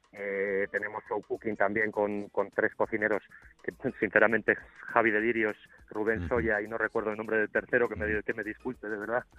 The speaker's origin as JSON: {"language": "Spanish", "town": "León", "region": "Castile and León", "country": "Spain", "said": "soy de León"}